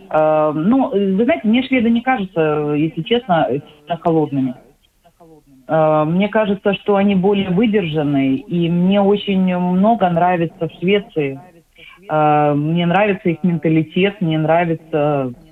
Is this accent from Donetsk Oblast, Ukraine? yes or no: no; Odesa, Odesa Oblast, Ukraine; moved away as an adult; now in Sweden; Э, когда я уезжала из Одессы, на тот момент у меня уже было